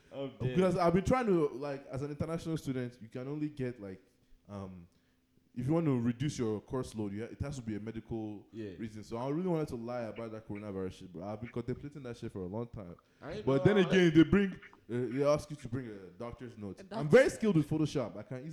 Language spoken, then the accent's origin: English; Nigeria; Being a Nigerian, an Arsenal fan